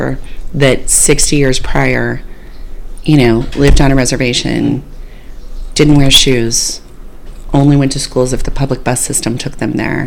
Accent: the Northwest, Pacific Northwest, United States; moved away; also born or lived in Payson, Arizona; I'm from the Northwest

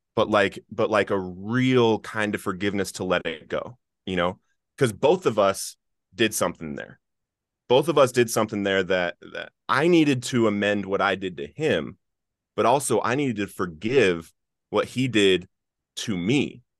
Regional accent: Littleton, Colorado, United States; I grew up in Littleton, Colorado

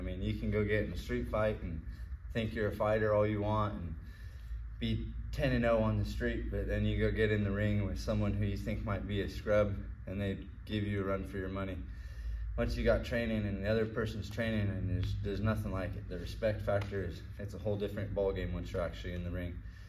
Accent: Redmond, Oregon, United States; now in Pensacola, United States; Yep, Redmond

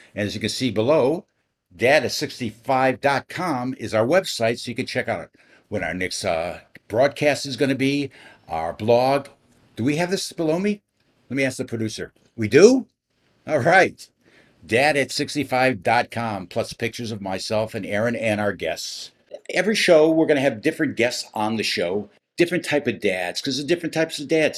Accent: Midwest, United States; I grew up in the Midwest

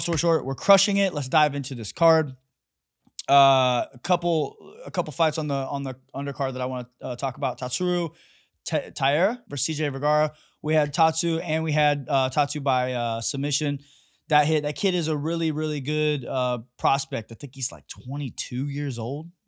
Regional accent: Kansas City, Missouri, United States; I'm from Kansas City

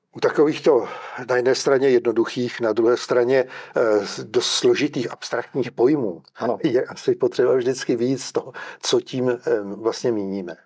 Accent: Czechia; stejně jsme, řekněme, Pražáci a stejně jsme Češi a Evropané

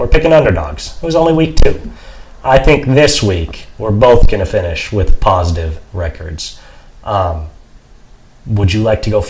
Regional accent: Indianapolis, Indiana, United States; now in Seattle, United States; my hometown, Indianapolis

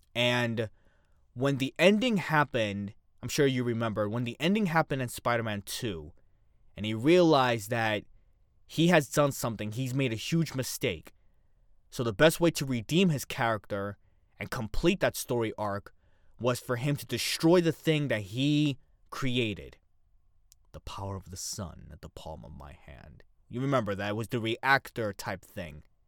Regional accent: New York City, New York, United States; I'm from the Bronx

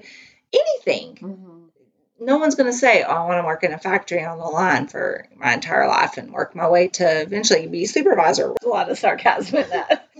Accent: Texas, United States; accent: twangy; I'm a Texan and a Southerner at heart

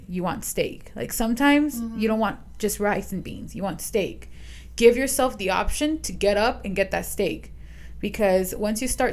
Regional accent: Guatemala; I'm from Guatemala.

